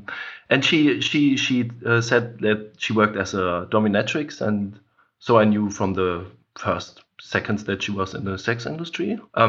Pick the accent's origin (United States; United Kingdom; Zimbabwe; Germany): Germany; I mean, like growing up in Germany, or growing up with, like you have to face these things.